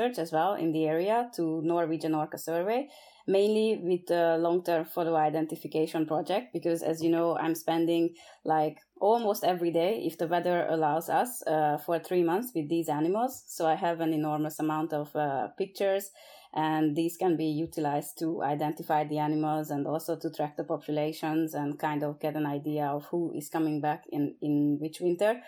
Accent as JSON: {"language": "English", "country": "Hungary", "also_born_or_lived": "British Columbia, Canada", "moved": "yes", "lives_now": "Norway", "said": "I'm originally from Hungary, which is a landlocked"}